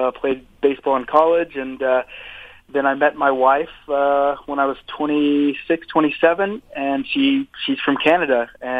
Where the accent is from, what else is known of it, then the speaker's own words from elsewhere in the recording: Oklahoma City, Oklahoma, United States; I'm originally from Oklahoma City.